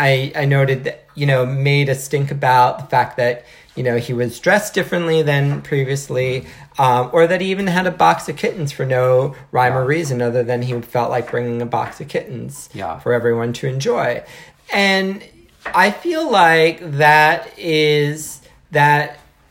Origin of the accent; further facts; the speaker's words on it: New Jersey, United States; growing up in New Jersey and, you know, being so close to New York City